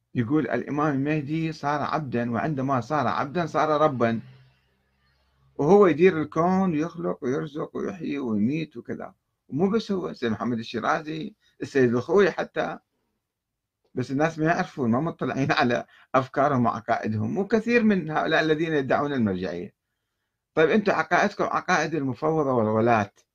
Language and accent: Arabic; Iraq; عندنا بالعراق